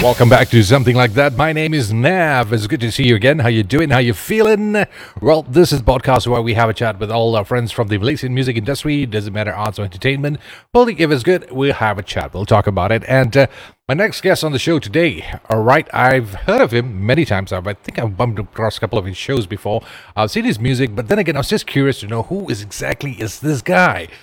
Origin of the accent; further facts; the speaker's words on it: Ipoh, Perak, Malaysia; my hometown, Ipoh